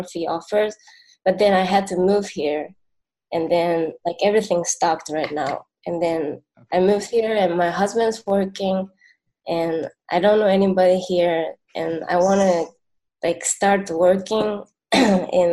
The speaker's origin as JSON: {"language": "English", "country": "Japan", "also_born_or_lived": "Tokyo", "moved": "as an adult", "lives_now": "Houston, United States", "said": "I'm from Japan, and I just moved from Tokyo to Houston on April."}